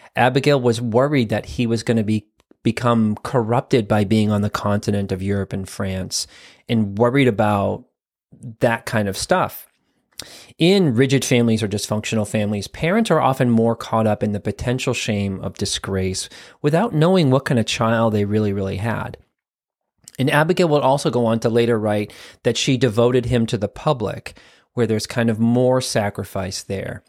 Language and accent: English; Quincy, Massachusetts, United States; also born or lived in Weymouth, Massachusetts; my hometown of Quincy, Massachusetts.